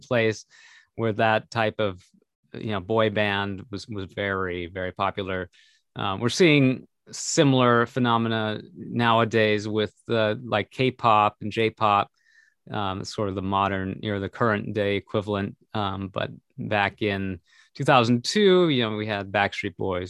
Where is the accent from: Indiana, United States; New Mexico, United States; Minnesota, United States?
Minnesota, United States; we grew up in Minnesota.